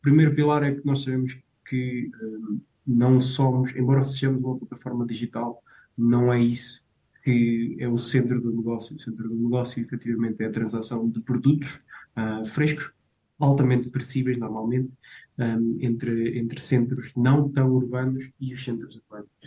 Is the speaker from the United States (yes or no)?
no; Portugal; eu cresci em Severbogo